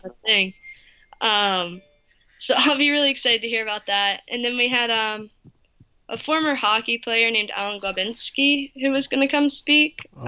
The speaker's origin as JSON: {"language": "English", "region": "North Carolina", "country": "United States", "tie": "born or raised there", "said": "where I grew up in North Carolina."}